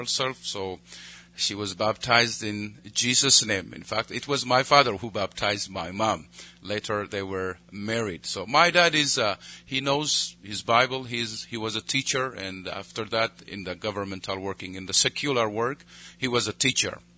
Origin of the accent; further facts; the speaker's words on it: Ethiopia; I pastor a church in the capital city, and I oversee so many churches in Ethiopia